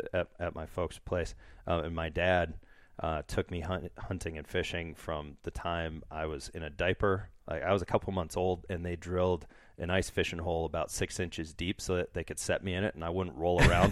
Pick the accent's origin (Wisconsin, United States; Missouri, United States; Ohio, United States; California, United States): Wisconsin, United States; accent: northern Wisconsin; I think it took me forever to get rid of my northern Wisconsin accent.